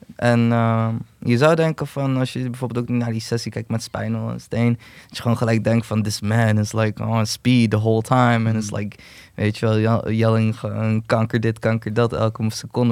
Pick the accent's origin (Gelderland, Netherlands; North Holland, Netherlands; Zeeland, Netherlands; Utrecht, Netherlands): Utrecht, Netherlands; ik ben gewoon Turk. Kom, ik ben gewoon in zuilen opgegroeid